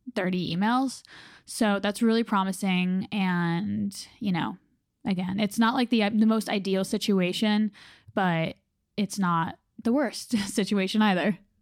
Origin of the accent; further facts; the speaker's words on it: North Carolina, United States; my home state